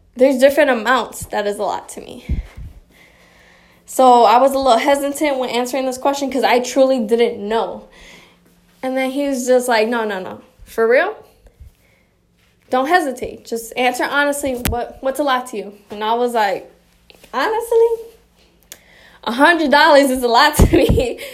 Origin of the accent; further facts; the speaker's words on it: Chicago, Illinois, United States; also born or lived in Michigan; Born and raised in Chicago